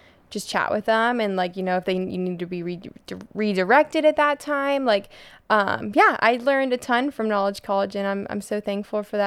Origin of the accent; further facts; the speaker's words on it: Colorado, United States; now in Pensacola, United States; I grew up in Colorado.